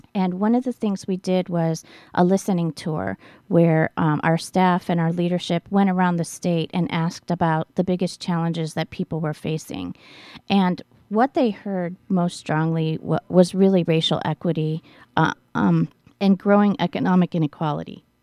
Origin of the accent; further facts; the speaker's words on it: Cleveland, Ohio, United States; moved away as an adult; now in Milwaukee, United States; I grew up in Cleveland